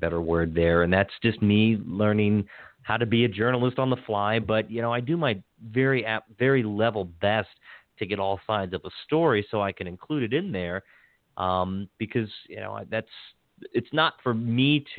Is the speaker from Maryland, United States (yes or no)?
yes; Hagerstown, Maryland, United States; moved away; I got a good friend down at Herald Mail in Hagerstown, C.J. Lovelace, and that was my hometown newspaper